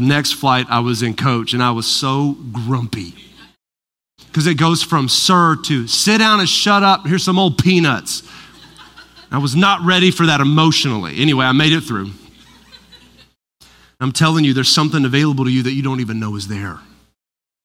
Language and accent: English; Odessa, Texas, United States; I'm from Odessa